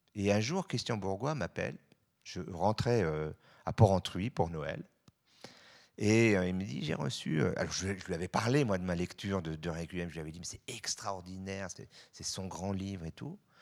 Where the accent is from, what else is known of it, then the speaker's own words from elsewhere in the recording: Switzerland; je suis suisse